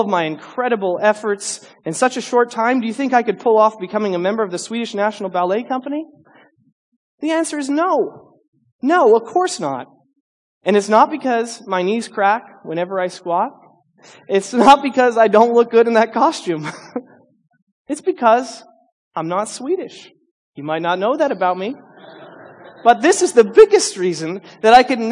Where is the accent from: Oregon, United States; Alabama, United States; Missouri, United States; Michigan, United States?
Missouri, United States; St. Louis; I'm actually from kind of a lower middle class suburb outside of St. Louis. We didn't have men doing ballet